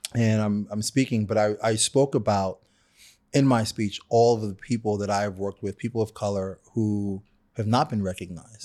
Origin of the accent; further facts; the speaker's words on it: New York City, New York, United States; I'm a kid from Brooklyn